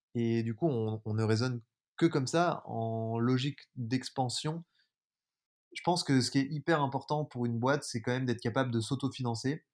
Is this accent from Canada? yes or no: no; Jura, Bourgogne-Franche-Comté, France; moved away; je suis originaire du Jura, un petit village de 200 habitants entre Lyon et Genève